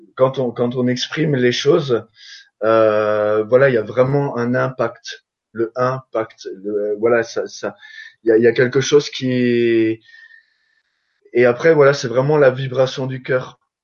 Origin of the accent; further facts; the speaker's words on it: Alsace, Grand Est, France; je suis alsacien